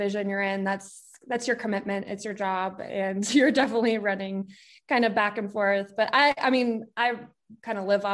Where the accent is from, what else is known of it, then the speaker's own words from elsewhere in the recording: Colorado Springs, Colorado, United States; moved away as an adult; also born or lived in New Orleans; I grew up in Colorado Springs, and that's where I'd lived my whole life